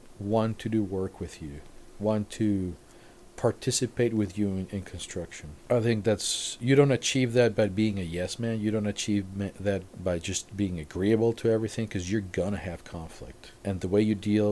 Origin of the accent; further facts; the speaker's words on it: Mexico; moved away as an adult; also born or lived in Cabo San Lucas, Mexico / Victorville, United States; now in United States; I grew up in Mexico. I lived in Cabo. And then I'm in Victorville.